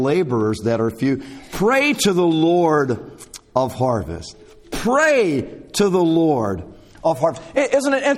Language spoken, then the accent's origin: English; South Alabama, United States; Growing up in South Alabama, I worked in many a field